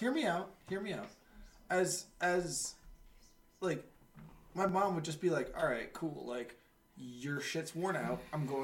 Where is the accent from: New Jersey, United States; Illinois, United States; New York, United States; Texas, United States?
New York, United States; I'm a New Yorker, bro.